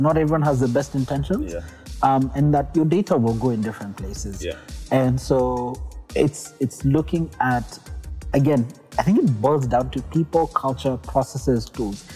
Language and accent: English; Kenya; we as Kenyan